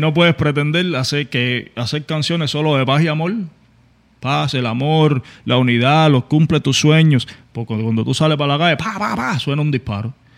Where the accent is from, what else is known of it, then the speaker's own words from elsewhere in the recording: Cuba; soy un cubano igual que tú